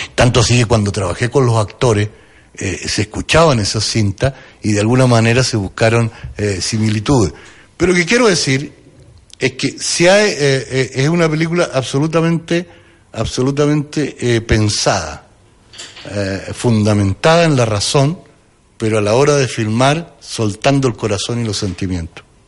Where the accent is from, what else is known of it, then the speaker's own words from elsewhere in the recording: Chile; moved away as an adult; also born or lived in Mexico / Madrid; a vivir en mi país, a pisar la tierra y hablar con los chilenos